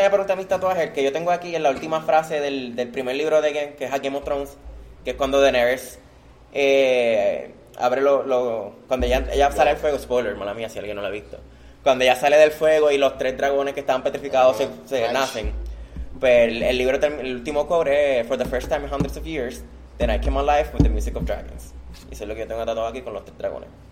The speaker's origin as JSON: {"language": "Spanish", "country": "Puerto Rico", "said": "mi país es Puerto Rico y mi orgullo es Puerto Rico"}